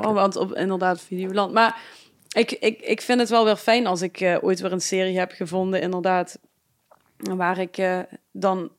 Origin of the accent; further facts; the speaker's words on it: Geleen, Limburg, Netherlands; ik kom uit Geleen.